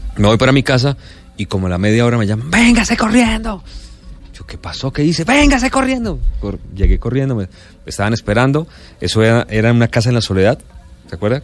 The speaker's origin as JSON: {"language": "Spanish", "town": "Bucaramanga", "region": "Santander", "country": "Colombia", "tie": "born or raised there", "also_born_or_lived": "Calamar, Bolívar", "said": "nos fuimos a ir a Bucaramanga, ya estaban mis abuelos y por eso crecí en Bucaramanga"}